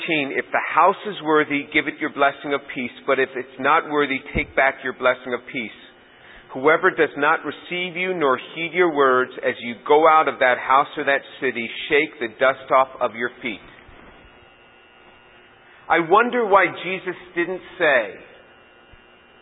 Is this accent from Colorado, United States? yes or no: no; New York City, New York, United States; I am from New York City